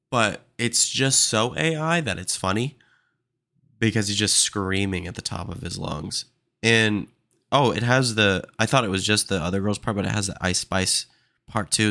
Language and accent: English; Austin, Texas, United States; I'm from Austin, Texas